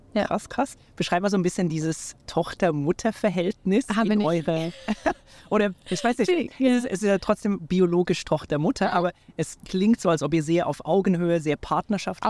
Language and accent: German; Switzerland; in meiner Heimat in der Schweiz